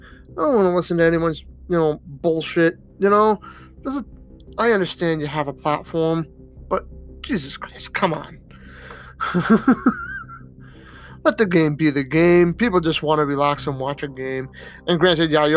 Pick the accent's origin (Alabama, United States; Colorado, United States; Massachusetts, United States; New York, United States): Massachusetts, United States; I'm from Massachusetts